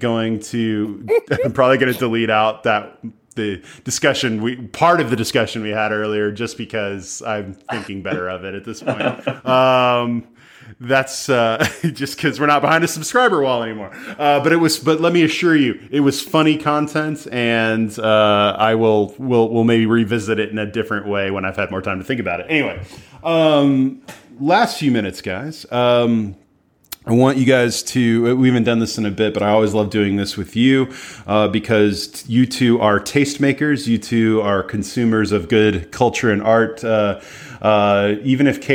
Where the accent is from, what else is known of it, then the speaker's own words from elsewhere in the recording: United States; as an American